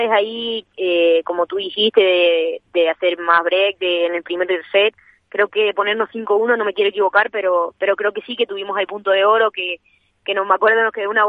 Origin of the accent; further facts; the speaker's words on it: Extremadura, Spain; también tengo más cerca mi tierra.